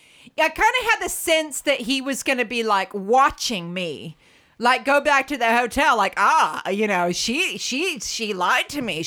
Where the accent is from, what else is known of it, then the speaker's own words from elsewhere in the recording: United States; moved away; growing up in the States